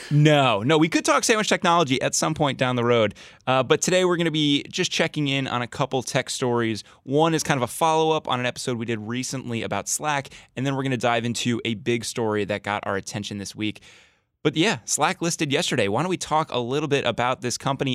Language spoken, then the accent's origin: English; New Jersey, United States; moved away; I grew up in New Jersey